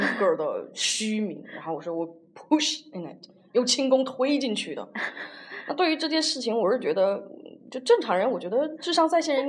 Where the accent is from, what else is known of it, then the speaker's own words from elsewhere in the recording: China; moved away; 我们中国人